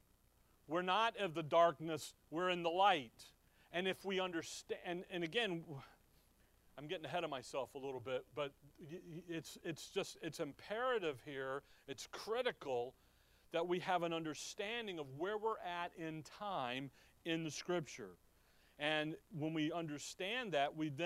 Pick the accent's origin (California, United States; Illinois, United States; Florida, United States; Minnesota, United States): Illinois, United States; Chicago; When we were growing up in Chicago